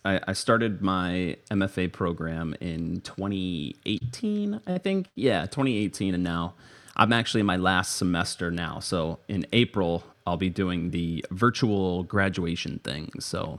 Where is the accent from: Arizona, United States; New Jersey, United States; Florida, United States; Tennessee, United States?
Florida, United States; Tampa; also born or lived in Orlando, Florida; I'm from Tampa, Florida, so not far from Orlando where I went to school and worked for a little bit